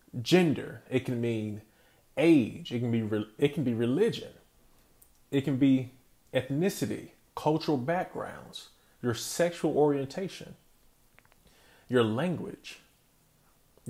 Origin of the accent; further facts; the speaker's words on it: Wilson, North Carolina, United States; I come from a city where BB&T first started, and BB&T in my hometown is known as being the employer